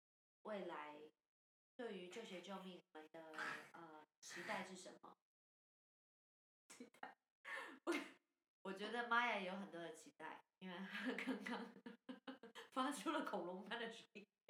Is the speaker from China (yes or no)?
no; Taiwan; 而那吸引力是我们台湾人可能没有办法完全同理的或理解的。